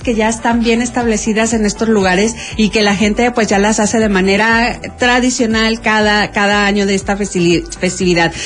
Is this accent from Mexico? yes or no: yes; Mexico; los mexicanos